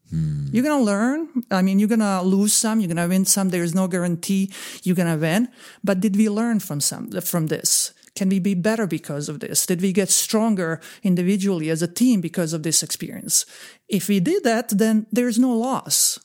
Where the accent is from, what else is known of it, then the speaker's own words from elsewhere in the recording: Bosnia & Herzegovina; moved away; also born or lived in Croatia; I am originally from Bosnia and Herzegovina. I'm Croatian from Bosnia and Herzegovina